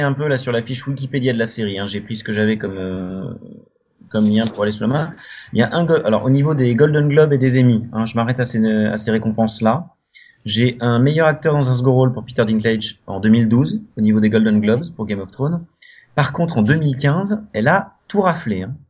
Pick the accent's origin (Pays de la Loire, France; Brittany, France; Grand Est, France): Brittany, France; je suis breton